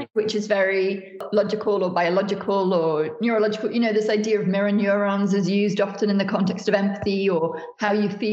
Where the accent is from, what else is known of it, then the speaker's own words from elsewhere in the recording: United Kingdom; so much of my work is from Britain as a Brit